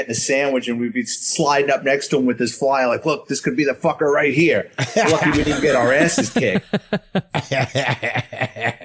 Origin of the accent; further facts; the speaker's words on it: New York City, New York, United States; I'm a Bronx kid born and raised in New York City